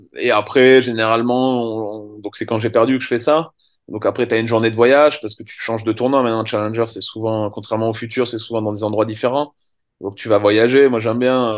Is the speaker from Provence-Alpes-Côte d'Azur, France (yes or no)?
no; Montpellier, Occitania, France; moved away as an adult; now in Vietnam; je suis de Montpellier